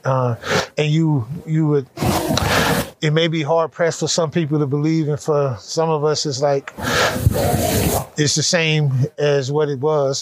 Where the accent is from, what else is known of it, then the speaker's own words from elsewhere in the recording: California, United States; I grew up in California, gang banging in that whole world